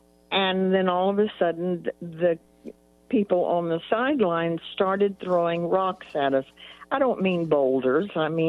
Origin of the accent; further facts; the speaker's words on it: Fort Worth, Texas, United States; And life in Texas was much different than it is now.